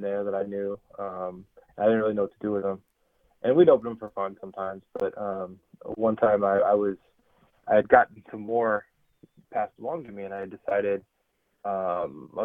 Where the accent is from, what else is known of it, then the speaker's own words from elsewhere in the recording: Bay Area, California, United States; growing up in the Bay Area